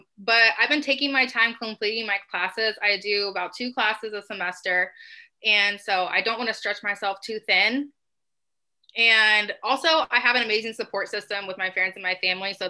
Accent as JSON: {"language": "English", "town": "Columbus", "region": "Ohio", "country": "United States", "tie": "born or raised there", "said": "I was born and raised in Columbus, Ohio."}